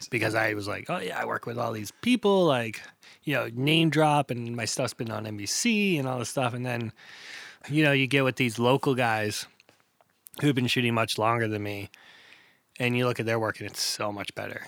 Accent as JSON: {"language": "English", "town": "Bangor", "region": "Maine", "country": "United States", "tie": "born or raised there", "also_born_or_lived": "Hanover, Pennsylvania", "said": "grew up in Bangor, Maine"}